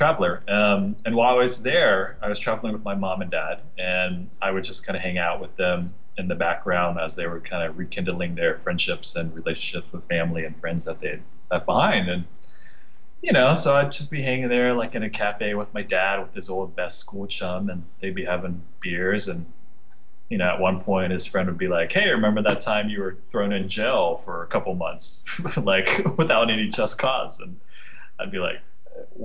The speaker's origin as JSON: {"language": "English", "country": "United States", "tie": "born or raised there", "said": "growing up in the States and being the youngest child of four and the only one born in the States"}